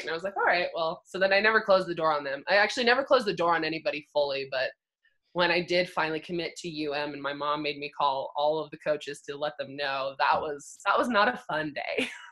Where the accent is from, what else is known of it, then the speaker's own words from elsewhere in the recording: Bend, Oregon, United States; moved away as an adult; also born or lived in Montana; now in Colorado, United States; I grew up in Oregon, grew up in Bend. I lived there on my entire life until I decided to move to Montana